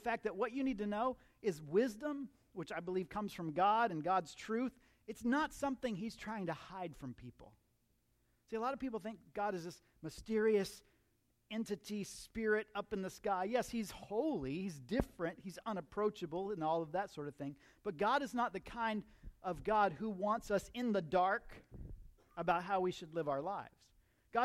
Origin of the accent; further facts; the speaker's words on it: Central Florida, United States; I grew up in Central Florida